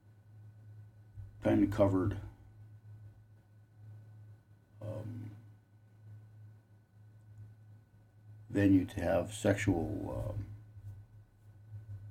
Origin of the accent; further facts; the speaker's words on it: Connecticut, United States; my home state of Connecticut